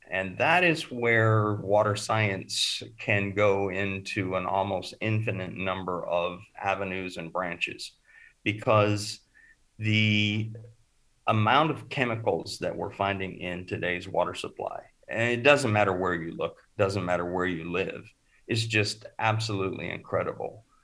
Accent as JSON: {"language": "English", "region": "Oregon", "country": "United States", "tie": "born or raised there", "also_born_or_lived": "California / Arizona", "said": "and I grew up in Oregon, Northern California, and Arizona"}